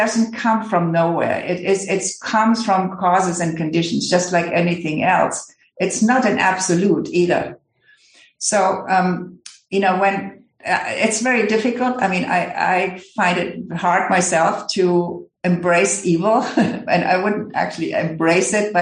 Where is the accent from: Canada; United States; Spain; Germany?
Germany; I come from Germany